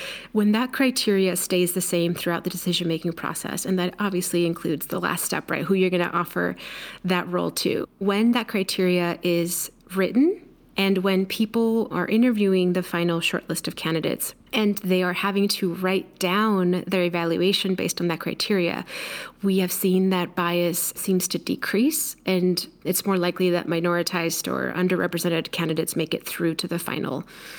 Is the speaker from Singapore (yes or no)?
no; Mexico; now in United States; I'm Mexican. I'm an immigrant. I was born in Mexico. I grew up in two coasts. I look Mexican.